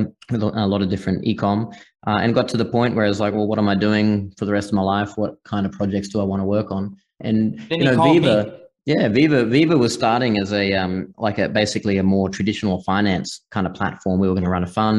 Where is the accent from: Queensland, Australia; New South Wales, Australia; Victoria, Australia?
Queensland, Australia; far north; accent: Australian; moved away as an adult; also born or lived in Singapore / Hong Kong / Malta; now in United States; I grew up in the bush in Australia, far north Queensland, kind of off grid, and just it's very remote and rural where I was.